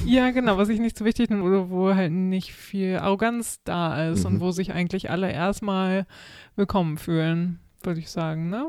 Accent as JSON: {"language": "German", "country": "Germany", "moved": "yes", "lives_now": "Sweden", "said": "als Deutscher"}